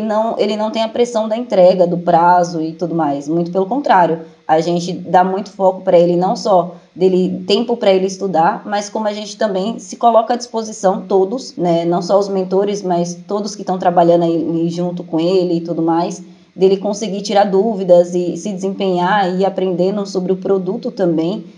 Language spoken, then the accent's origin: Portuguese; Jandira, São Paulo, Brazil; eu sou de Jandira, São Paulo.